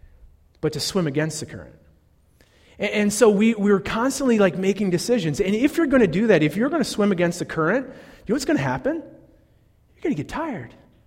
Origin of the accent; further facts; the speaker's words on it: Northeastern Ohio, United States; I'm from Northeastern Ohio